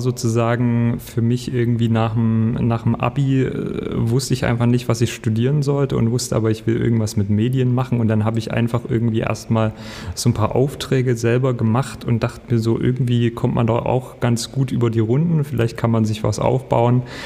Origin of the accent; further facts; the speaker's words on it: Ore Mountains, Saxony, Germany; also born or lived in Leipzig; now in Berlin, Germany; Ich bin aus dem Erzgebirge